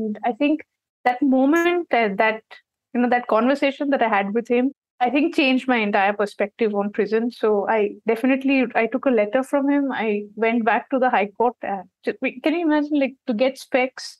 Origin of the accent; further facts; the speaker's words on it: Kolkata, West Bengal, India; in my growing up years, when I was in college, I'm from West Bengal, Calcutta.